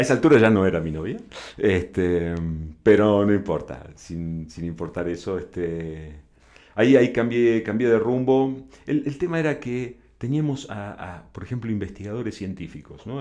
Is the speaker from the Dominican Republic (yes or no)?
no; Argentina; moved away as an adult; also born or lived in Buenos Aires / La Plata; now in Mexico; soy argentino